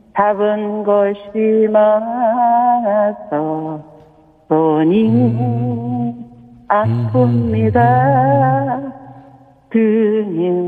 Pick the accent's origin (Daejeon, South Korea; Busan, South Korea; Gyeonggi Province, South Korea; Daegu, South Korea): Daegu, South Korea; now in Anyang, South Korea; 저도 고향이 대구인데